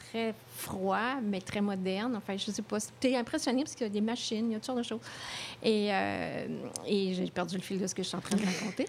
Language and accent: French; Quebec City, Quebec, Canada; moved away; also born or lived in Paris; c'est ma ville natale